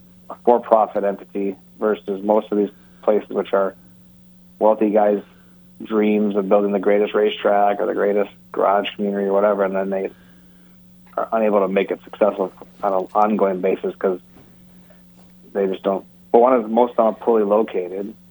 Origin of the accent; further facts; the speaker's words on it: Detroit, Michigan, United States; I am from Detroit. I grew up in a car family